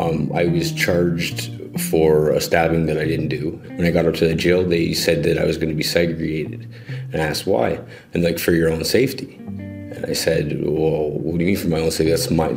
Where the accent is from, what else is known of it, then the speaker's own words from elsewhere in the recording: Toronto, Ontario, Canada; also born or lived in Lindsay; I was born and raised in Toronto.